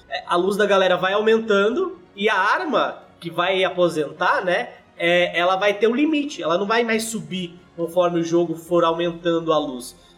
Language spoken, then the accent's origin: Portuguese; São Bernardo do Campo, São Paulo, Brazil; Eu sou de São Bernardo, ABC Paulista